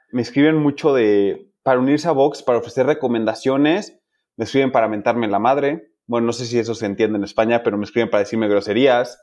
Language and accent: Spanish; Mexico; Soy de México